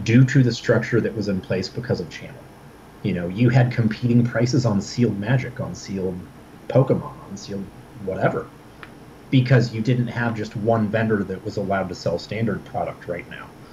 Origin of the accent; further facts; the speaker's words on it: Midwest, United States; I'm from the Midwest